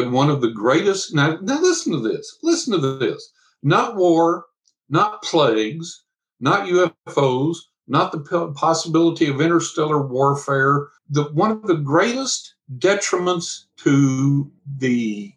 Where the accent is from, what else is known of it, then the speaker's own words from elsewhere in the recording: West Texas, United States; I'm from West Texas.